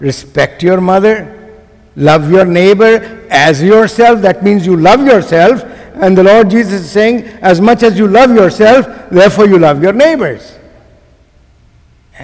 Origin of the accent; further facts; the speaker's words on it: Pakistan; I am from South Asia. I come from a country called Pakistan